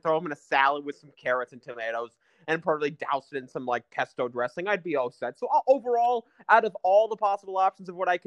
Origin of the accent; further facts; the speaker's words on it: New York, United States; moved away; my hometown in New York when I grew up